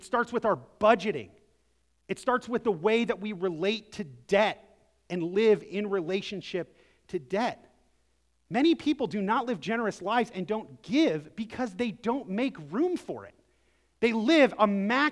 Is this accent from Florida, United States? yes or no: no; Akron, Ohio, United States; moved away; I'm from Akron, Ohio, originally